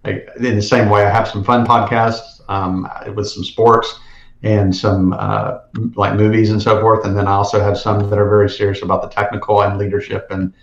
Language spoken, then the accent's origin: English; South Georgia, United States; I was from South Georgia, and so … went to Georgia Southern, which is like a stone throw from where I grew up.